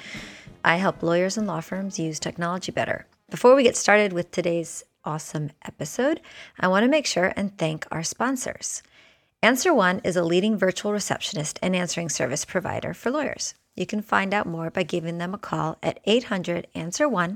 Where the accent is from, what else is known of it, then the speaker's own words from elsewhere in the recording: Florida, United States; I am from Florida